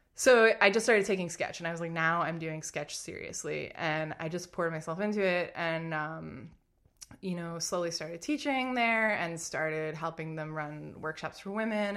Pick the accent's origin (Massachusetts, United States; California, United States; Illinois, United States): Massachusetts, United States; Lynnfield; I'm from Massachusetts, just outside of Boston